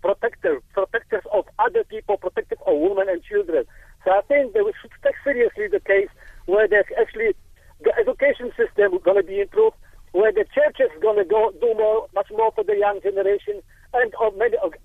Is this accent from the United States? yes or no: no; Poland; now in Cape Town, South Africa; I came from Poland